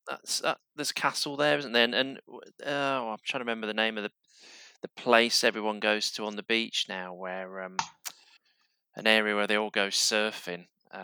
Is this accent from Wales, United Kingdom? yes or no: no; Yorkshire and the Humber, United Kingdom; accent: Yorkshire twang; moved away; I'm from Yorkshire, and there's still a bit of the Yorkshire twang in there, and you know, I don't think we can escape it. But when I do go home, I slip back into it a little bit